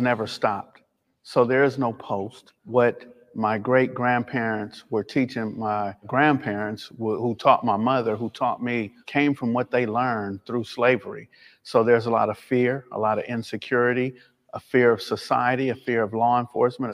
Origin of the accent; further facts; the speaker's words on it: Los Angeles, California, United States; growing up in Los Angeles, California in the early nineteen sixties